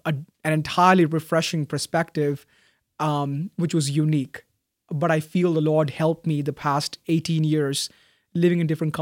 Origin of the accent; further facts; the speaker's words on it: Bahrain; So I was born and raised a Christian in Bahrain.